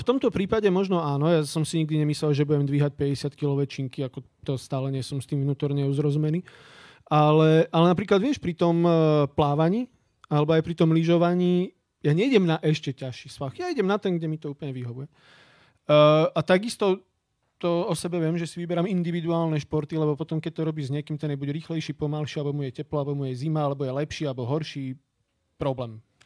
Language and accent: Slovak; High Tatras, Prešov Region, Slovakia; som z Vysokých Tatier